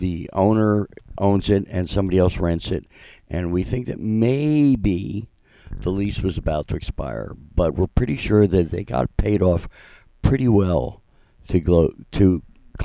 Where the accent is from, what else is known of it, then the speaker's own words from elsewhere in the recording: Philadelphia, Pennsylvania, United States; moved away; I grew up in Philadelphia